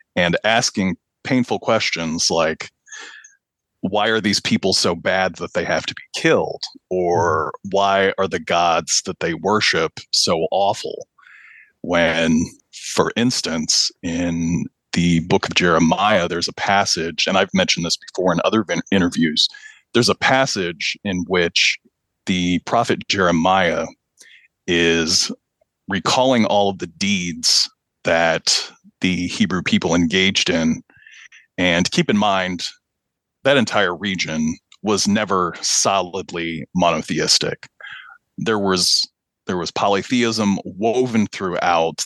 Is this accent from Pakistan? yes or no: yes; Pakistan; also born or lived in American Midwest / central Illinois; now in Illinois, United States; I'm from Pakistan. My mom is Pakistani. My my father is an American citizen, and they met in the late 70s. And I came along not long after that, after they married, and uh, grew up in Pakistan